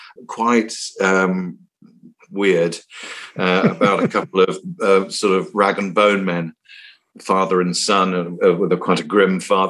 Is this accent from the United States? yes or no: no; Cape Town, Western Cape, South Africa; also born or lived in Singapore / Malaysia; And I spent my youth growing up in Cape Town. So there's a big naval base in Simonstown. And we were in Singapore, we were in Malaysia and so on.